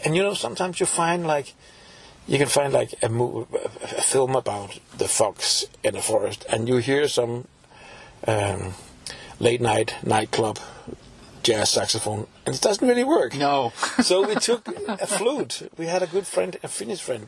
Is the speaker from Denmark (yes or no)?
yes; Copenhagen, Capital Region of Denmark, Denmark; I'm from Copenhagen originally